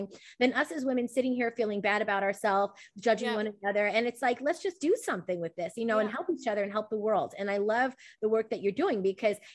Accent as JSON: {"language": "English", "country": "United States", "said": "I'm from the West, I'm here in the US"}